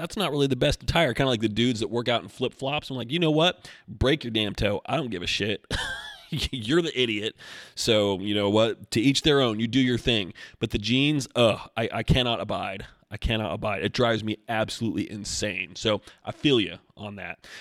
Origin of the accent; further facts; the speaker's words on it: Oregon, United States; now in Asheville, United States; I'm from Oregon